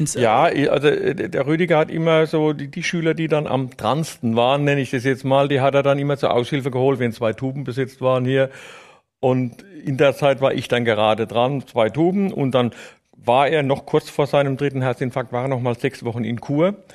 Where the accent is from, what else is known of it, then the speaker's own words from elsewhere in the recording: Neustadt an der Weinstraße, Rhineland-Palatinate, Germany; accent: Palatinate dialect; ich bin Neustadter, geboren in Neustadt an der Weinstraße, in der Schillerstraße